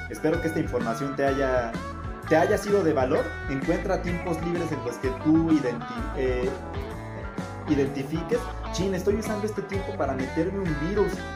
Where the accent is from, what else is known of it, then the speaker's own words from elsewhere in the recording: Mexico; soy mexicano, soy latino